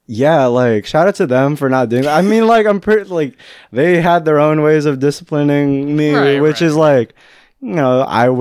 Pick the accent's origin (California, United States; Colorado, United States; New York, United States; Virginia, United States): California, United States; Fairfield; Fairfield's my hometown